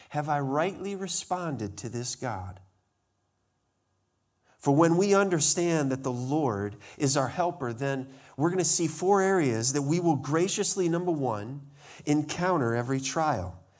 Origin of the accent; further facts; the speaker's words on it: Montana, United States; I remember growing up in Montana, there was a place on a tour that we were